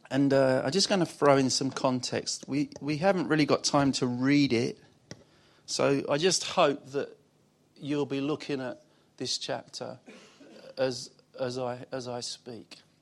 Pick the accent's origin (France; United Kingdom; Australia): United Kingdom; Basildon, East of England; also born or lived in Wickford; I'm from Basildon.